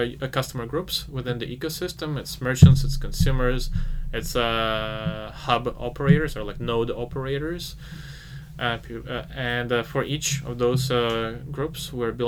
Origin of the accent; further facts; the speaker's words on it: Ukraine; I'm from Ukraine